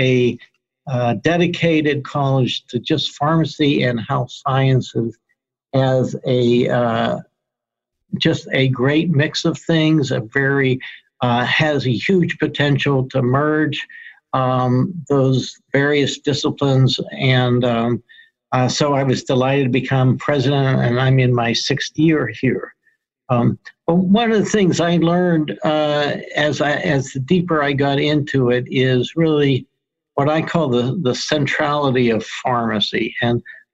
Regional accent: Pittsburgh, Pennsylvania, United States; moved away as an adult; also born or lived in Rochester, New York / Denver, Colorado; now in Albany, United States; I grew up in Pittsburgh

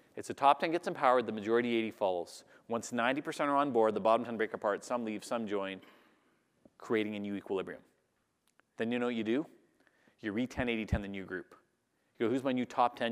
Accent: Canada; I'm Canadian

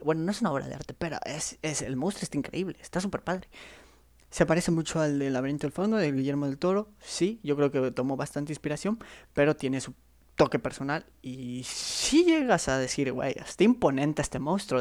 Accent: Chiapas, Mexico; yo soy de Chiapas

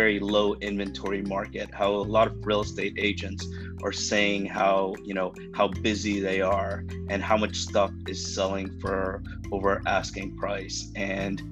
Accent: Miami, Florida, United States; growing up in Miami, and I love the high school I went

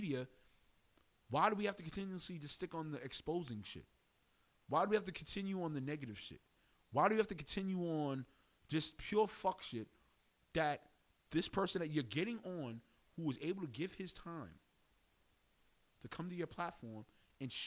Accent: New York City, New York, United States; also born or lived in Harlem, New York / Laurelton, Queens; I was born in East Harlem. My family moved to Bradhurst Avenue in Harlem. And then we went to Laurelton, Queens.

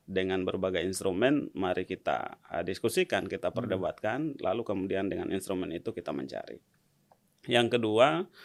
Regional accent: Sulawesi, Indonesia; also born or lived in Maluku; Ya karena saya lahir di Maluku, saya kemudian mengalami masa remaja di Sulawesi.

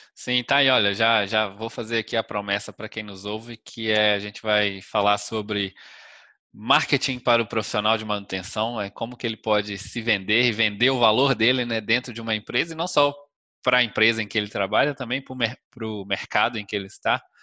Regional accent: Minas Gerais, Brazil; Minas Gerais, da minha terra

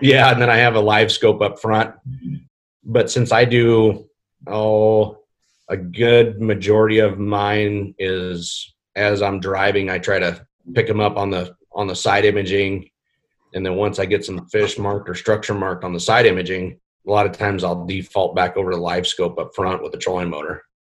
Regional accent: Iowa, United States; now in Nebraska, United States; I was born in Iowa

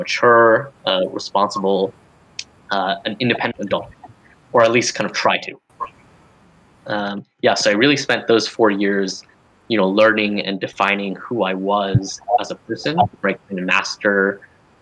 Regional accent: Denver, Colorado, United States; moved away; also born or lived in Berkeley, California; I went back to Denver, you know, had another great internship. You know, again, I'm mostly from there

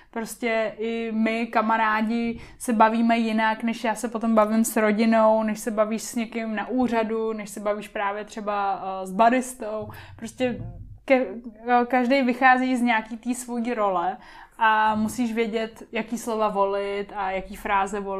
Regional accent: Japan; Czech is a second language; now in Czechia; nevychovaný Japonec a schválně ještě říkám Japonec, protože uh, se chovám jako kluk. Hrozně. Takže uh, já se chovám jako kluk i trochu tady v Čechách, ale tady to není tak jako dramatický, jako když se chovám jako kluk v Japonsku.

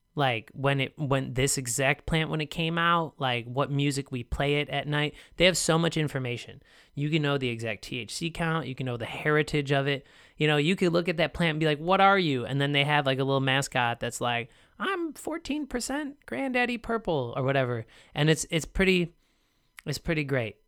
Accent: United States; I'm American

